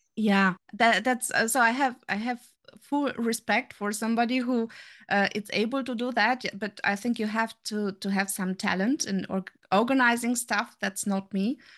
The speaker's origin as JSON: {"language": "English", "country": "Romania", "also_born_or_lived": "Germany", "moved": "as an adult", "lives_now": "Saarbrücken, Germany", "said": "I'm from Germany. I'm here, uh, since twenty-four years already. Uh, originally coming from Romania"}